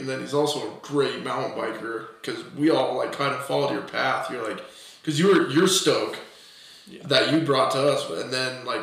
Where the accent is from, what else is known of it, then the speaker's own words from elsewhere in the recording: Gunnison, Colorado, United States; we grew up in Gunnison